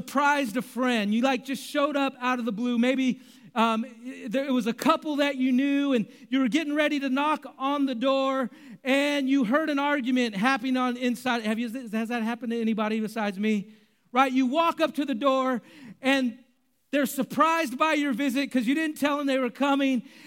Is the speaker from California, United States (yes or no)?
yes; Bay Area, California, United States; I grew up in the Bay Area